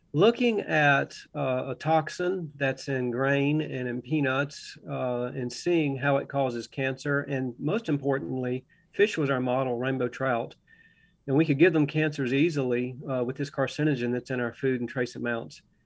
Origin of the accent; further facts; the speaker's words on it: Augusta, Georgia, United States; now in Russell County, Virginia, United States; I grew up in Augusta, Georgia, close to the Savannah River